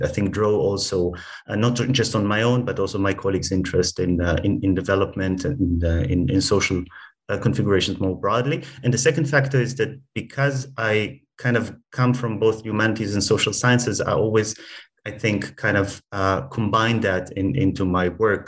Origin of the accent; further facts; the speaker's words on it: Israel; my personal background uh, is that I grew up in Israel